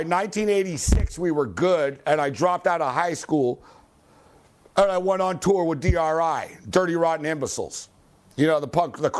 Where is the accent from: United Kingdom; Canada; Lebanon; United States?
Canada; Montreal, Quebec; I'm from Montreal